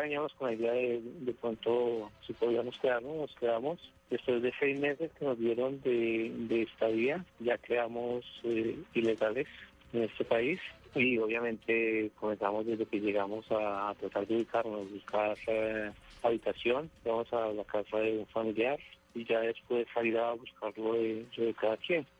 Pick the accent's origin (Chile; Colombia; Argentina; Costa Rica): Colombia; moved away as an adult; now in United States; yo me vine de Colombia en el año 85